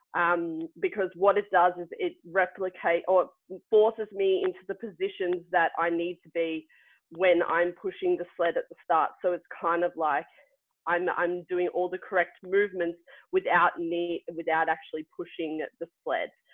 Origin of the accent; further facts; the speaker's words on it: Melbourne, Victoria, Australia; now in Wiesbaden, Germany; I'm from Melbourne